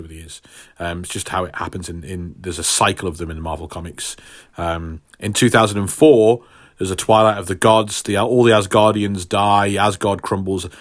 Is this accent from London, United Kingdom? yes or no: no; Stafford, West Midlands, United Kingdom; hometown hero for my hometown of Stafford